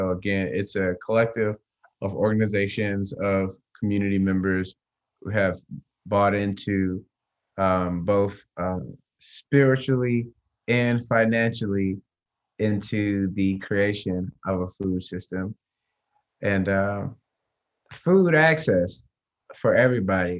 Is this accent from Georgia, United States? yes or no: yes; Atlanta, Georgia, United States; I'm from Atlanta, born and raised